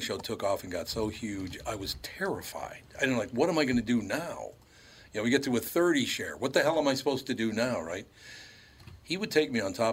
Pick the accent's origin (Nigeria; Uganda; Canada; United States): United States; Minneapolis, Minnesota; when I was growing up in North Minneapolis